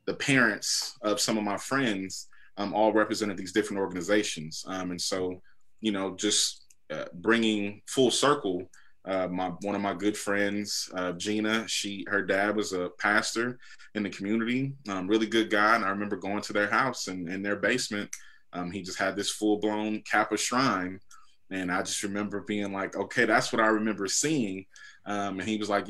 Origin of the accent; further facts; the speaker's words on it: Inglewood, California, United States; also born or lived in Compton, California / Los Angeles, California; I was born and raised in Inglewood, California, and then moved to Compton in more of my influential years